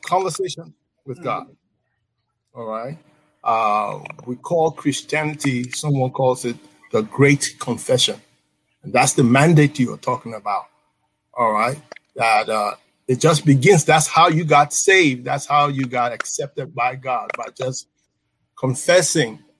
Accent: Liberia; moved away; I'm originally from Liberia

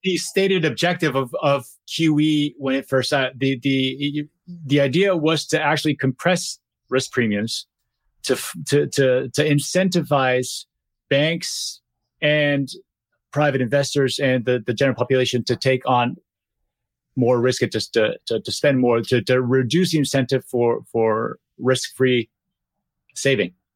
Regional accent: Brazil; moved away; I'm, I'm from Brazil originally

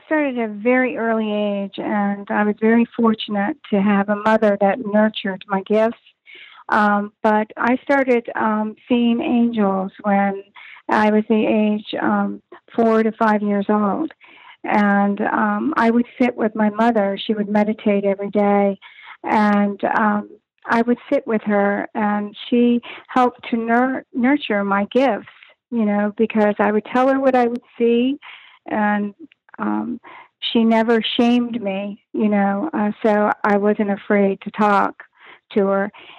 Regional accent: Arlington, Virginia, United States; I was born in Virginia Beach. Virginia, and my father was in the service, so we traveled. And all my years I spent in outside of Washington, D.C., right in Arlington, Virginia, is where I went to school.

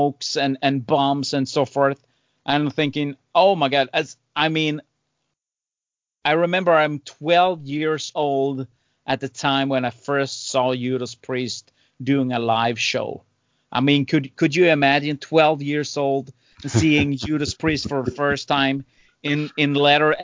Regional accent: Sweden; I grew up in Sweden

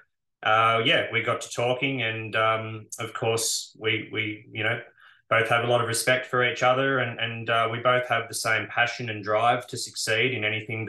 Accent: Bathurst, New South Wales, Australia; born and bred in Bathurst.

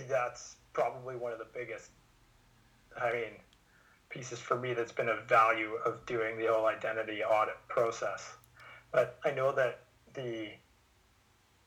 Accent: Vernon, British Columbia, Canada; I've been working with a psychologist in Vernon, my hometown

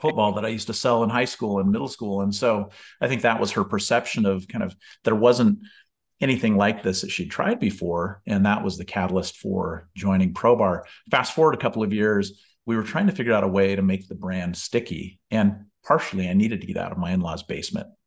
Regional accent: Bellingham, Washington, United States; moved away; my hometown of Bellingham, Washington

